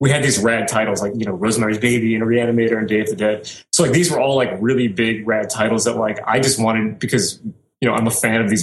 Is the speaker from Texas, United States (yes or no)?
no; New Orleans, Louisiana, United States; I was born and raised in New Orleans, Louisiana